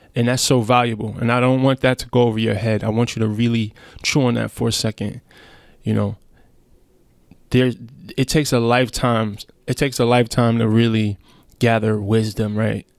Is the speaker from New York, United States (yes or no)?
yes; New York City, New York, United States; I'm from Brownsville, Brooklyn